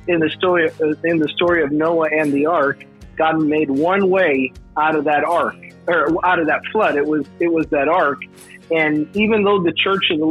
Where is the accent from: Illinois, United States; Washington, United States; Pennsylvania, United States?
Illinois, United States; Chicago; also born or lived in Virginia Beach, United States; now in Tennessee, United States; I am born and raised in Chicago